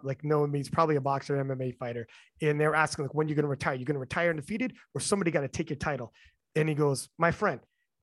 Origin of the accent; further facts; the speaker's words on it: Canada; I'm Canadian